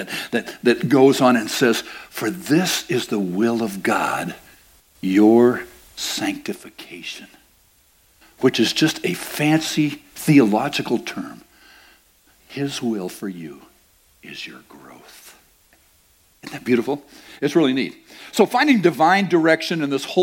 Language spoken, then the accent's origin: English; United States; I'm an American